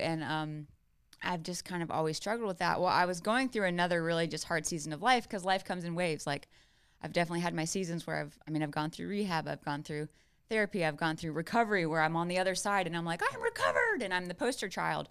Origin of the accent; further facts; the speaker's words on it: South Carolina, United States; I grew up in South Carolina.